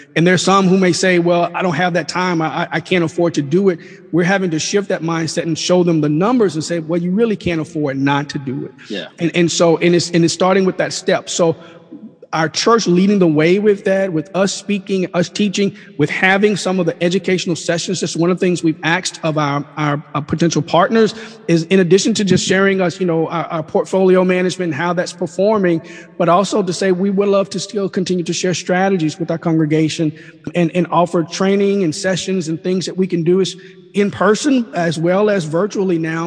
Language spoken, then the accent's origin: English; Mississippi, United States; moved away as an adult; also born or lived in Washington D.C.; now in Oxford, United States; We're natives of Mississippi